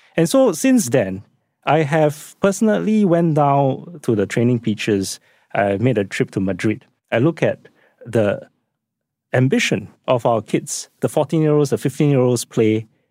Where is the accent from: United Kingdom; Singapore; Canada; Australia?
Singapore; myself as a Singaporean